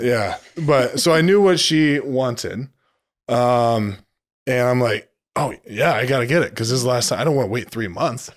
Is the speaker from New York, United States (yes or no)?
no; Orion, Illinois, United States; I'm from Orion, Illinois, town about nineteen hundred, just south of Moline, Illinois